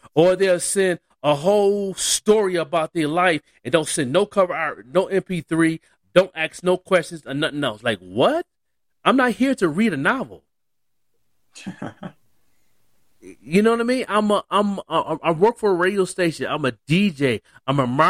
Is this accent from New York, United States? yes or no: yes; Buffalo, New York, United States; now in Albuquerque, United States; I'm an artist from Buffalo, born and raised